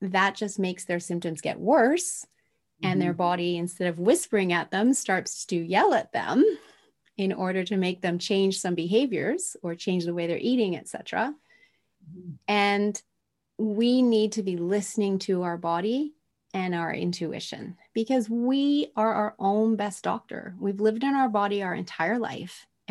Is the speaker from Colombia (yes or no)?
no; Tokyo, Japan; moved away; I was raised in Tokyo, Japan in the 70s